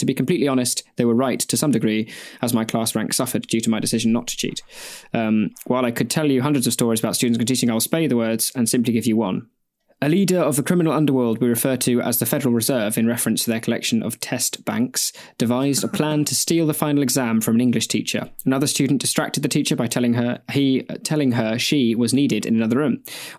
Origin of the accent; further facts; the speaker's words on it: Houston, Texas, United States; However, I'm originally from Texas. Not Haskell, but rather Houston.